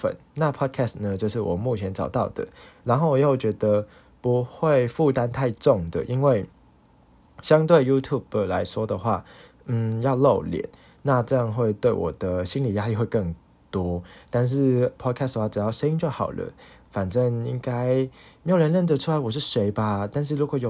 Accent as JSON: {"language": "Chinese", "country": "Hong Kong", "lives_now": "Taiwan", "said": "我不是一个台湾人，我是一个外籍生，我是一个香港人啦。"}